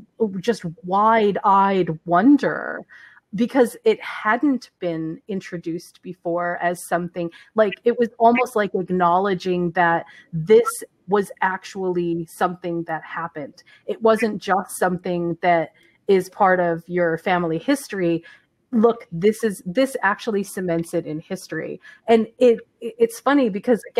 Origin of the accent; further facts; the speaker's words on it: Hawaii, United States; I'm actually from Hawaii